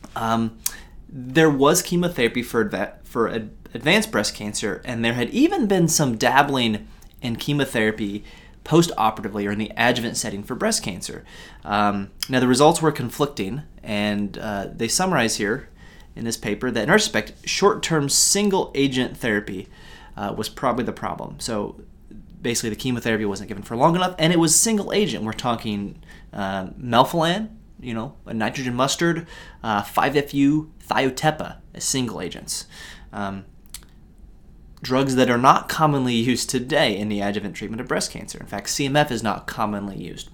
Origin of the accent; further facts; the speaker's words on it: United States; as an American